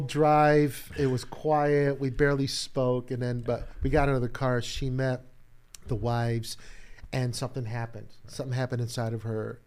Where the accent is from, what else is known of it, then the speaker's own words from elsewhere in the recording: Chicago, Illinois, United States; born and raised in Chicago